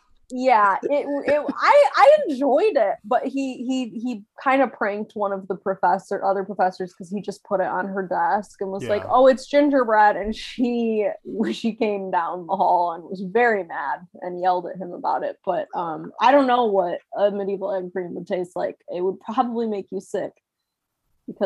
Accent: Midwest, United States; I've only lived in the South for about 6 years, but I grew up in the Midwest, and there were none in the Midwest.

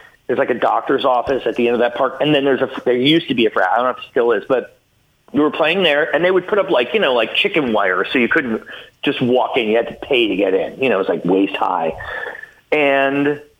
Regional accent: Potsdam, New York, United States; moved away as an adult; also born or lived in Norwood, New York / Boston; now in Los Angeles, United States; Growing up in Potsdam with all those college kids

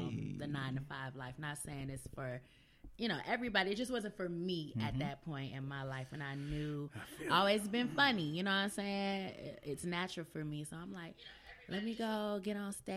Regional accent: Detroit, Michigan, United States; I was from Detroit

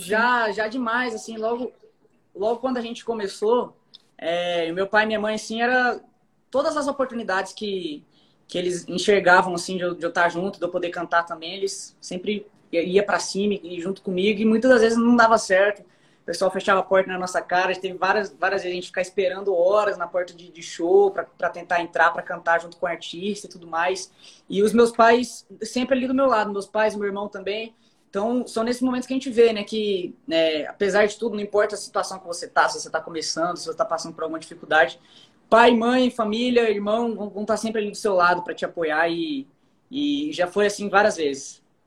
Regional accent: Barueri, São Paulo, Brazil; moved away as an adult; now in Goiânia, Brazil; eu nasci fui criado em São Paulo, em Barueri

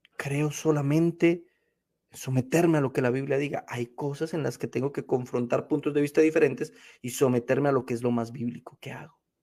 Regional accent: Colombia; now in United States; Cuando almorzaba en mi país

